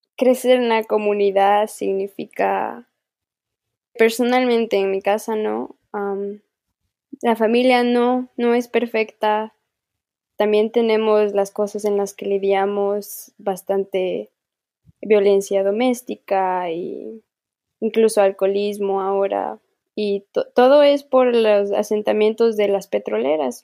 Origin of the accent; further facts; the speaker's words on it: Ecuador; accent: Amazonian Kichwa; mi dialecto viene del Amazonas